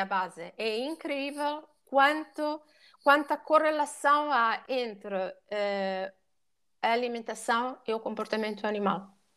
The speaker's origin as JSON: {"language": "Portuguese", "country": "Italy", "accent": "Italian", "second_language": "Portuguese", "moved": "yes", "lives_now": "Portugal", "said": "eu sou italiana"}